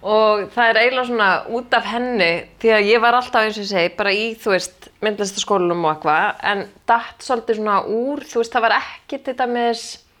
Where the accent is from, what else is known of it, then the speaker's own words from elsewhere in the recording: Kópavogur, Capital Region, Iceland; also born or lived in Athens, Greece; Ég ólst upp í Kópavóinum